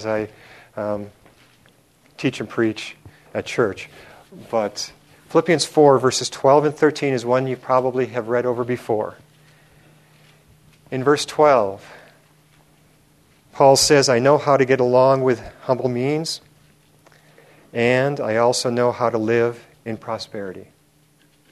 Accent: Milwaukee, Wisconsin, United States; when I was about 8 or 9 years old growing up in Milwaukee, Wisconsin

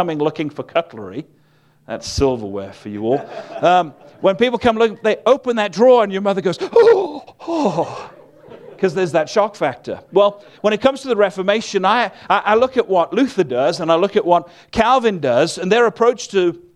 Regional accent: Wales, United Kingdom; I'm from a place called Wales, which is part of the United Kingdom

